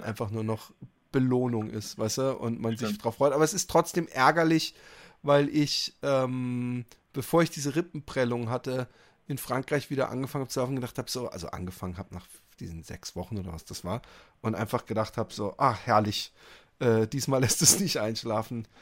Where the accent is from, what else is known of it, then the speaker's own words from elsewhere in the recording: Netherlands; ich komme aus Holland